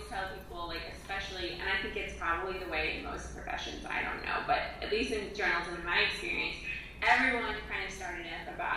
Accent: Midwest, United States; growing up in the Midwest, that's how we roll.

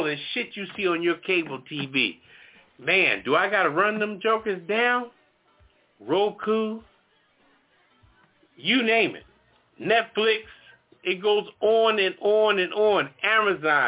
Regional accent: United States; we as American people

